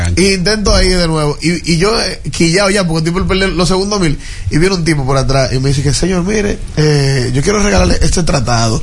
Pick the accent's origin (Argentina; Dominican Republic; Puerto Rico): Dominican Republic; yo soy dominicano